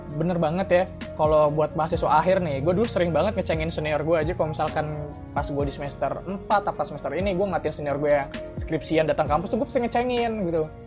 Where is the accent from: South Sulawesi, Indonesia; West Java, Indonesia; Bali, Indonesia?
West Java, Indonesia; Bekasi; moved away as an adult; now in Surakarta, Indonesia; kampung halaman gue